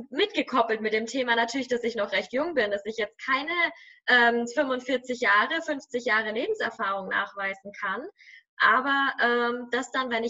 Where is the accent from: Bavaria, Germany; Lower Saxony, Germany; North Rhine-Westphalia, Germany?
Bavaria, Germany; Nuremberg; viel, viel höher, als wenn ich jetzt irgendwo in meiner Heimatstadt in Nürnberg wäre oder irgendwo auf dem Land oder weiß ich nicht.